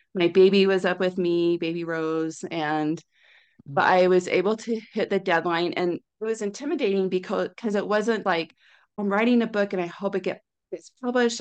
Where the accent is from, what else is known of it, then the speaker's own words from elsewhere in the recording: Orem, Utah, United States; also born or lived in California; I grew up in Orem